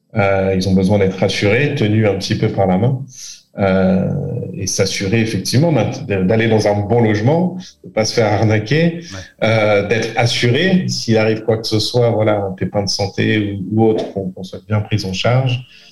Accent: France; also born or lived in England / Bath, England; je suis né en Angleterre, j'ai vécu, euh, une bonne partie de ma scolarité euh, effectivement en France

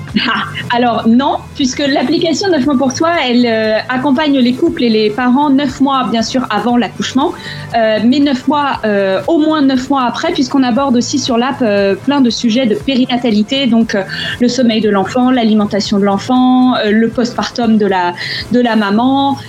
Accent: France; moved away; en tant que Français à l'étranger, en fait, de la famille en France

